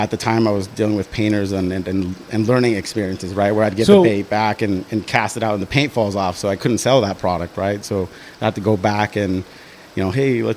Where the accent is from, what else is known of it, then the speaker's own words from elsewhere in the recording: Yuba City, California, United States; moved away as an adult; also born or lived in Live Oak, California; now in San Diego, United States; I grew up in NorCal.